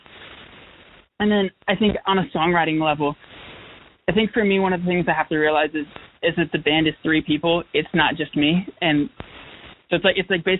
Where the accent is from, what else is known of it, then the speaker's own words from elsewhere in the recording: Raleigh, North Carolina, United States; moved away as an adult; now in Greensboro, United States; Growing up in Raleigh, there was a ton of, like, bakeries and coffee shops